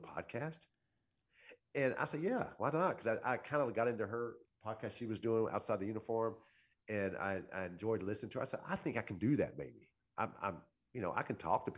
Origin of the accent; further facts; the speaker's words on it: Central Louisiana, United States; moved away as an adult; I'm from Central Louisiana